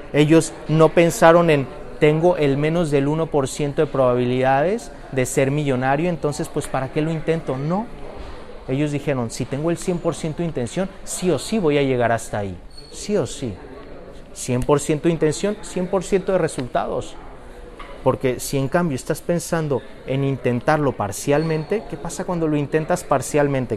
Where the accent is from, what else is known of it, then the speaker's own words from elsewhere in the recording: Mexico; Yo soy mexicano